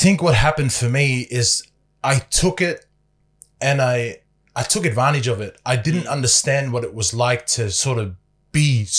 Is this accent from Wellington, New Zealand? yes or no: no; Otara, Auckland, New Zealand; born there; I was born in New Zealand. I was born in Otara, in a place in South Auckland.